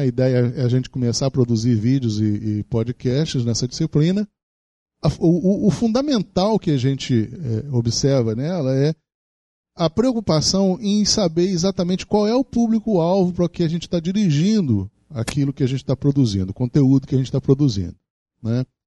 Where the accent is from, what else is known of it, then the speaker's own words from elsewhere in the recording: Rio de Janeiro, Brazil; a cidade do Rio de Janeiro, onde eu nasci